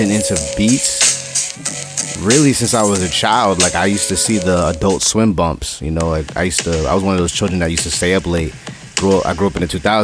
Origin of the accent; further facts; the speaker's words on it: New York City, New York, United States; also born or lived in Valley Stream, New York; I'm originally from Jamaica, Queens. I moved when I was 12 to Valley Stream, Long Island. So, you know, that is where I grew up, you know, for the high school years